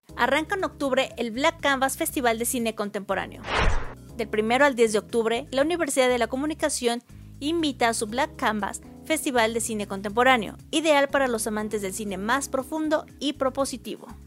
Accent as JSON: {"language": "Spanish", "country": "Mexico"}